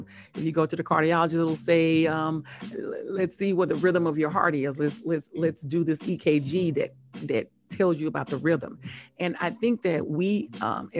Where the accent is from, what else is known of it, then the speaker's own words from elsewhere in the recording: Biloxi, Mississippi, United States; moved away as an adult; also born or lived in Laurel, Mississippi / Tuskegee, Alabama; now in Atlanta, United States; I'm from Mississippi, Laurel, Mississippi